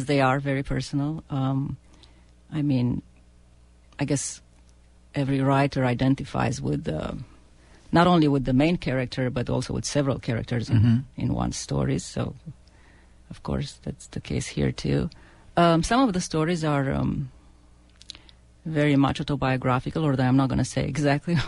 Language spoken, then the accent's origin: English; Romania; an Eastern European because I come from Romania